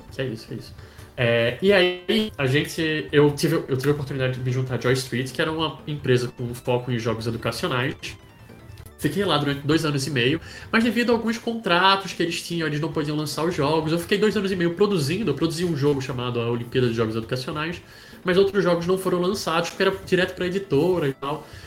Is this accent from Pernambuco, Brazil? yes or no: yes; Recife, Pernambuco, Brazil; moved away; eu sou de Recife, eu não sou de São Paulo, não sou natural da cidade de São Paulo